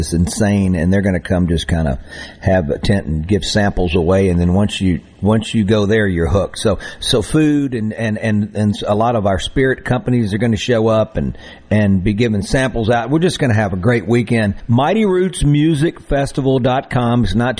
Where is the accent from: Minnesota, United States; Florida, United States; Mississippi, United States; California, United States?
Mississippi, United States; born or raised there; moved away